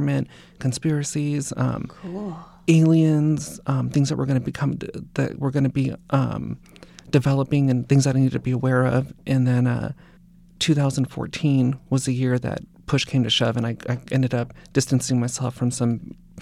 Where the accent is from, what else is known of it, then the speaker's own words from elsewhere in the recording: Simi Valley, California, United States; I was born in Sun Valley and then grew up in Simi Valley.